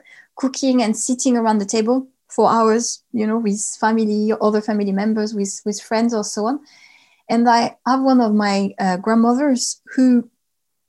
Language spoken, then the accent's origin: English; Lot-et-Garonne, Nouvelle-Aquitaine, France; I grew up in the southwest of France in a region called the Lot-et-Garonne.